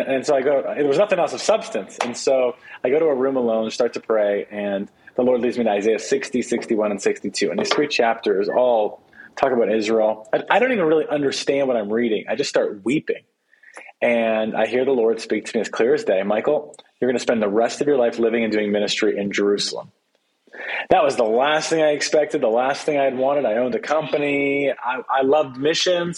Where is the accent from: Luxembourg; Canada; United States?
Canada; I'm from Canada